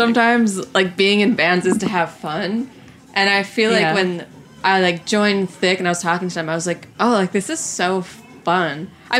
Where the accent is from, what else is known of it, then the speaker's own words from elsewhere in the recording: Long Island, New York, United States; I grew up on Long Island, like, middle school, high school.